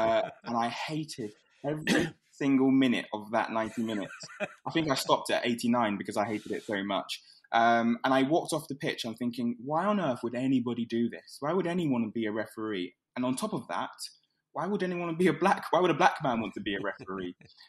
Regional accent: London, United Kingdom; also born or lived in Islington; I grew up in Hoxton, and I moved to Islington.

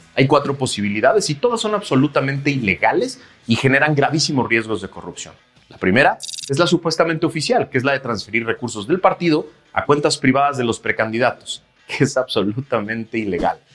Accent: Mexico; en nuestro país

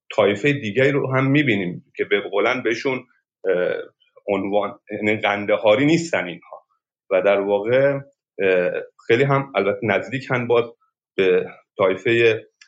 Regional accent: Sistan and Baluchestan, Iran; در مرز افغانستان به دنیا آمدم و منطقه سیستان

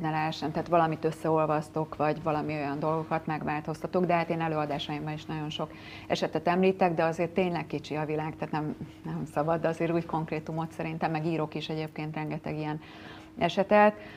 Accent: Tata, Komárom-Esztergom, Hungary; Én tatai vagyok

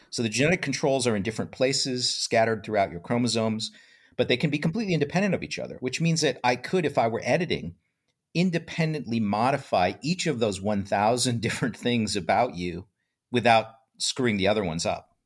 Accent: Iowa, United States; I grew up in Iowa, in a, you know, little, very bucolic, small town environment

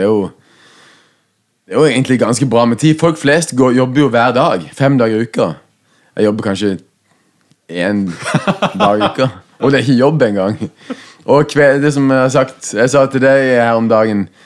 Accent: Southwestern Norway, Norway; vi vokste opp på Sør-Vestland i Norge, det, det verste bibelbeltet.

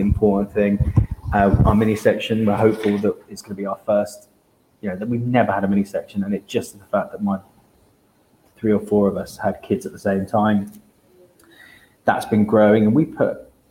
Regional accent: Devon, South West England, United Kingdom; I'm from Devon

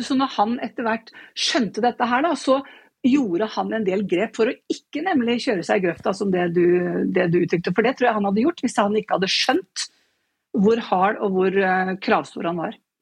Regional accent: Nøtterøy, Vestfold, Norway; Jeg er fra Nøtterøy

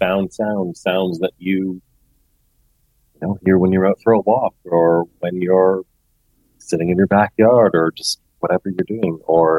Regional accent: Toronto, Ontario, Canada; I am a musician from Toronto, Canada

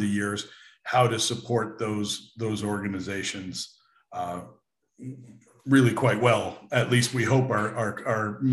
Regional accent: United States; also born or lived in Bermuda / London / Europe; I grew up in America

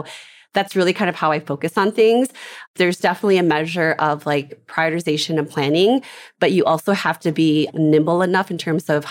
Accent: Minnesota, United States; I'm from Minnesota, grew up in Minnesota

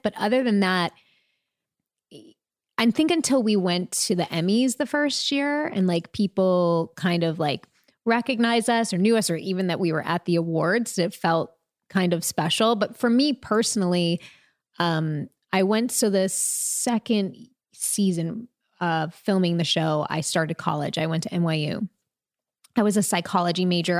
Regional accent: Long Island, New York, United States; also born or lived in Queens, New York; I was first born in Queens, I should say, and then raised on Long Island.

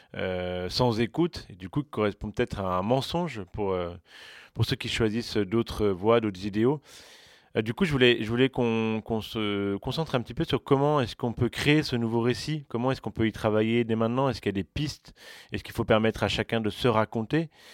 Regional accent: Saint-Denis, Île-de-France, France; also born or lived in Paris; je suis né à Saint-Denis et je me rappelle très bien de l'image que j'avais de mon quartier, de mon territoire du 93

